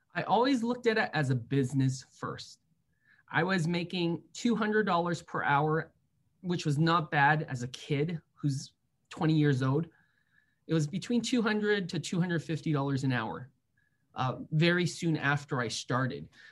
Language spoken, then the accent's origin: English; San Francisco, California, United States; I grew up in San Francisco